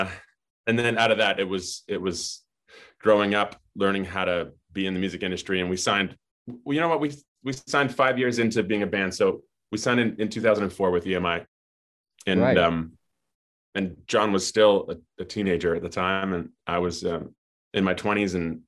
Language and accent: English; Edmonton, Alberta, Canada; also born or lived in Winnipeg; I grew up I was born in Winnipeg, and shortly thereafter moved to Edmonton. So my first decade of life was as an Edmontonian.